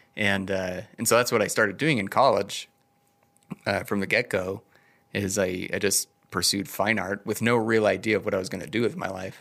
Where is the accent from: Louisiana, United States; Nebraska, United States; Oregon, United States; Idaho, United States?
Idaho, United States; Idaho Falls; also born or lived in Bellevue, Washington / Denmark; I've been here my whole life